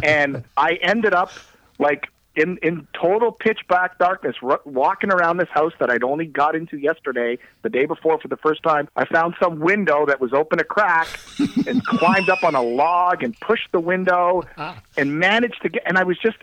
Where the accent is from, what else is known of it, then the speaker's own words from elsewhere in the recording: Toronto, Ontario, Canada; I'm doing the Toronto Marathon, and that for me is kind of special because it's my hometown